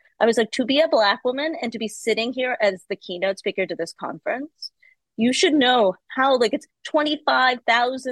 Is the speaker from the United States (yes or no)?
yes; United States; as an American